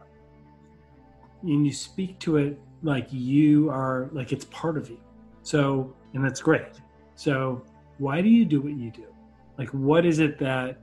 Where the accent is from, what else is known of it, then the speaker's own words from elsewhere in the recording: Chicago suburbs, near the Wisconsin border, Illinois, United States; also born or lived in Indiana; I'm from Chicago, which is not a small town, but I grew up in the rural suburban part of it, right? Almost near the Wisconsin border